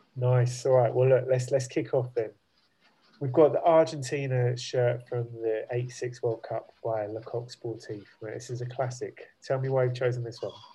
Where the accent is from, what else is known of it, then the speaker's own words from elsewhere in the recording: Luton, East of England, United Kingdom; I grew up in Luton